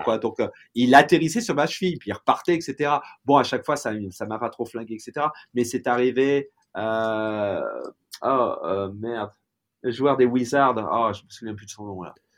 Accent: Tours, Centre-Val de Loire, France; moved away as an adult; now in Los Angeles, United States; je suis né à Tours, j'ai vécu en France

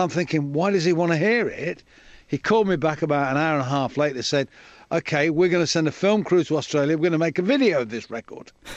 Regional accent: Coventry, West Midlands, United Kingdom; I'm a kid from Coventry.

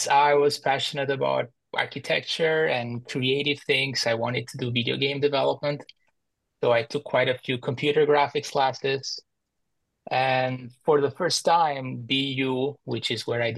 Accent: Albania; moved away as an adult; also born or lived in Boston, United States; now in Washington, DC, United States; I was born and raised in Albania. In 2014, I moved to the US for grad school to study computer science

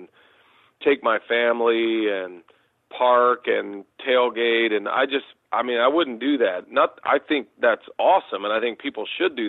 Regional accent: Austin, Texas, United States; I was a big Texas Longhorns fan growing up in Austin, Texas

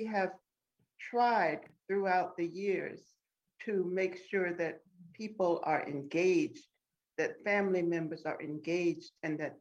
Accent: outside of Columbia, South Carolina, United States; we grew up outside of Columbia because my grandfather bought 40 acres

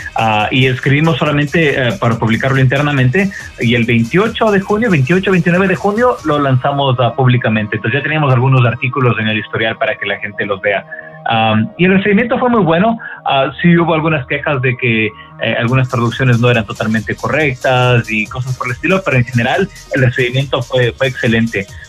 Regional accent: Ecuador; moved away as an adult; now in United States; yo soy originario de Ecuador, me mudé a, Estados Unidos hace ya como 18 años, una cosa así. Ah, vine a estudiar la universidad acá.

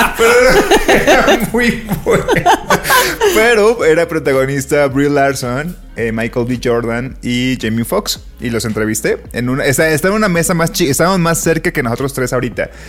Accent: Colima, Mexico; now in Mexico City, Mexico; de chiquito en Colima había una sección en un periódico

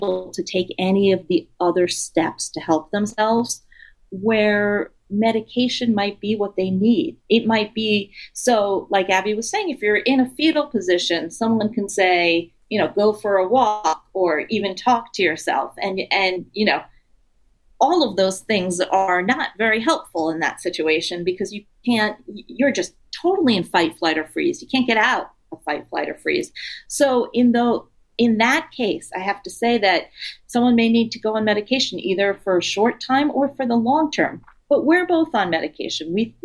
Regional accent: New York City, New York, United States; moved away as an adult; since I grew up in New York City and I lived there until a few years ago

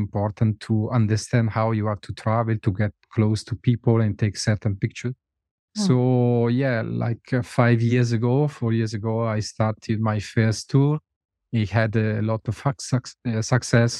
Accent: a small village in the north of Italy, northern Italy, Italy; English is a second language; moved away as an adult; also born or lived in India; I never left my village, my small village in Italy, in the north of Italy.

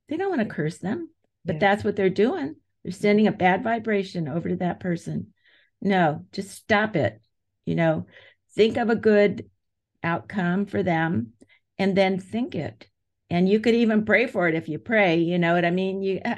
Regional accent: United States; I'm an American.

